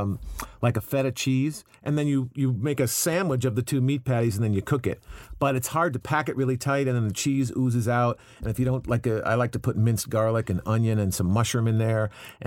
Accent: Chicago, Illinois, United States; I grew up in Chicago, Illinois.

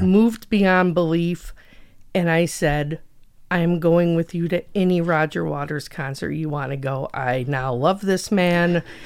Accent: Schaumburg, Illinois, United States; now in Crystal Lake, United States; I grew up in Schaumburg, which is outside of Chicago.

